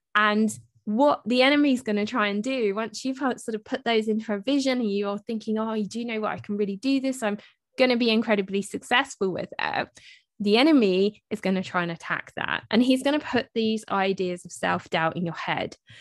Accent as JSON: {"language": "English", "country": "United Kingdom", "said": "I'm British, so we spell it M U M, not M O M."}